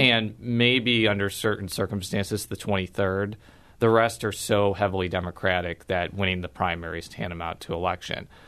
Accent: Chicagoland suburbs, Illinois, United States; now in St. Louis, United States; I'm from the Chicagoland suburbs

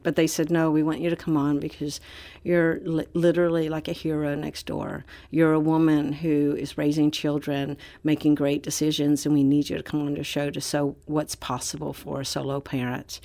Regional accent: Orlando, Florida, United States; back to my hometown for a homecoming in Orlando, Florida

